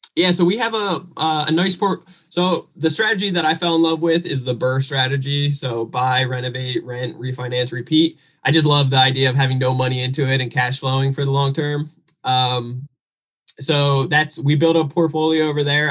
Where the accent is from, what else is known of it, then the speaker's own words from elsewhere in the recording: New Jersey, United States; I'm originally from New Jersey